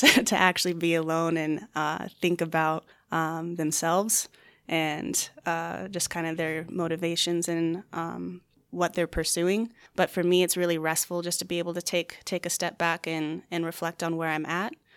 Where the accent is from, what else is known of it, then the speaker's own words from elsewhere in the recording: Chandler, Arizona, United States; also born or lived in Flagstaff, Arizona; I was born and raised here in the Phoenix area in Chandler.